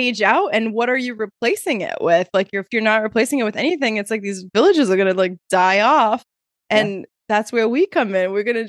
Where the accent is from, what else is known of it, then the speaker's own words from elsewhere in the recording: Fall River, Massachusetts, United States; Yeah, I'm from Aguas Tortas. Actually, Fall River, Aguas Tortas.